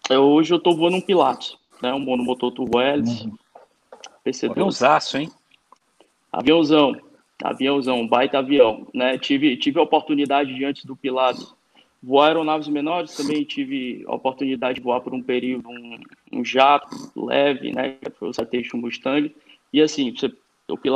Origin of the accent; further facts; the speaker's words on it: Parnaíba, Piauí, Brazil; also born or lived in Florida, United States / Texas, United States; now in Fortaleza, Brazil; Eu moro em Fortaleza, mas sou piauiense. Mas eu sou Olha. da parte boa do Piauí, sou do litoral de Parnaíba.